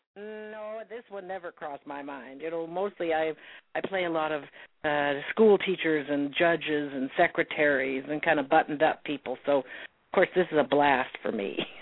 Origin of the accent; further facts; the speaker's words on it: Montana, United States; also born or lived in Salmon River, Idaho; I grew up in Montana